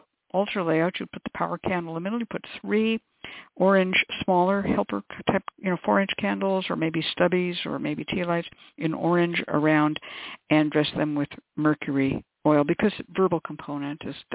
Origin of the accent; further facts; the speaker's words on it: Bay Area, California, United States; I grew up in California in the Bay Area